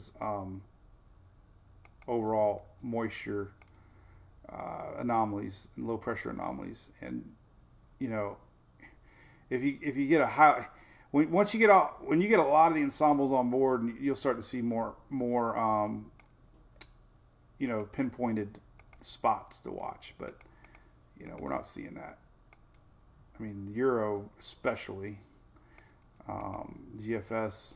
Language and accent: English; Florida, United States; I growing up in Florida, the Tropical Update with Jim Cantore, I used to be addicted to the cone of uncertainty